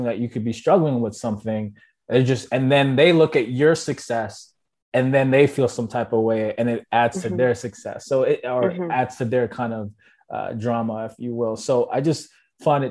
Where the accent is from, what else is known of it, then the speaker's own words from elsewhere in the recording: Jamaica; I'm Jamaican